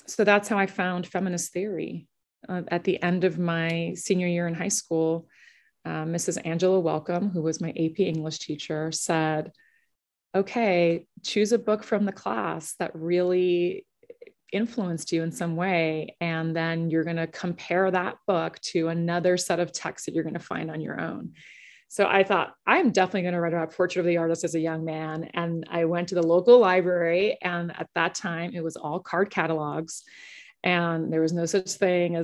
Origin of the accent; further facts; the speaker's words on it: New York, United States; also born or lived in Long Island; I was born in New York and grew up also in the Bronx and on Long Island.